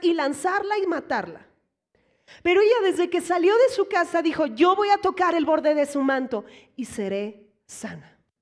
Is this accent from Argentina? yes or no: no; Mexico; Aquí como mexicanos